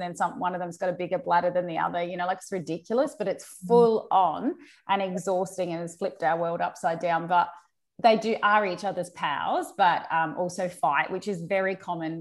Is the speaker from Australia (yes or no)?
yes; Adelaide, South Australia, Australia; moved away as an adult; now in Brisbane, Australia; I'm actually from Adelaide, and so I didn't move here till after